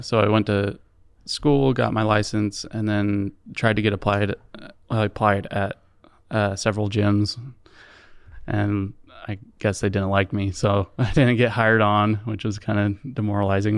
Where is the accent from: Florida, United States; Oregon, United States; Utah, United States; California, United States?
Utah, United States; Provo; also born or lived in Orem, Utah / Eagle Mountain, Utah; I was born and raised in Provo